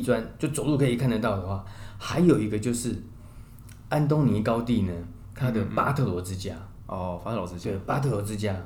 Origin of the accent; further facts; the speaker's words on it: Taiwan; 我们台湾人非常非常的熟悉这样